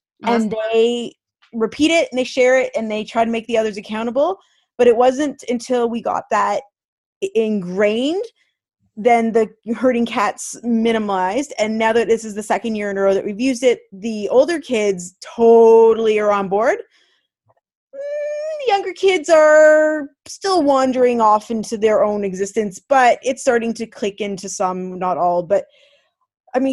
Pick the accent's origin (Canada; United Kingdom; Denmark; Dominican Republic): Canada; being Canadian teachers